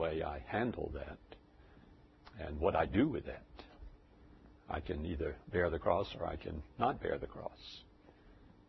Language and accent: English; United States; as an American, even though I was a minister.